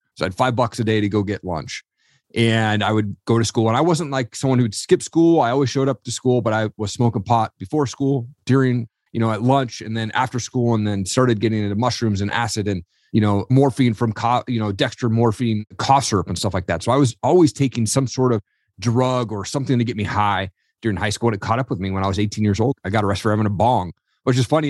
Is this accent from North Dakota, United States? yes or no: no; Eastern Washington, United States; I grew up in Eastern Washington